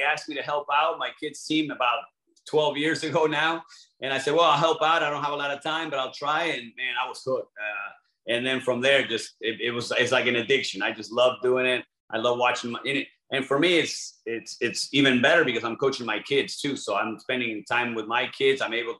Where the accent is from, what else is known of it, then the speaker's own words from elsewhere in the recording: Argentina; English is a second language; We have a huge following in Europe, Mexico. I'm from Argentina.